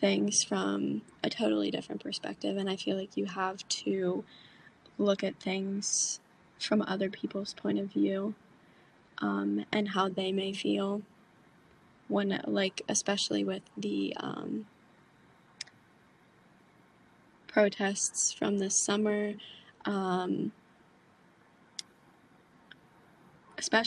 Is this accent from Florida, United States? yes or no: no; Frostburg, Maryland, United States; I'm from Frostburg, Maryland, and I am a senior at Mountain Ridge High School